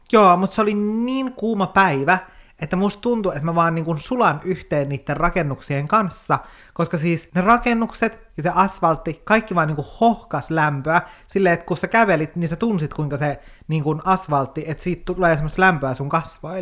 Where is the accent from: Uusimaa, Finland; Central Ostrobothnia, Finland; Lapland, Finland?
Lapland, Finland; Kemijärvi; Mä oon Kemijärveltä, se on yhtä järveä koko Kemijärvi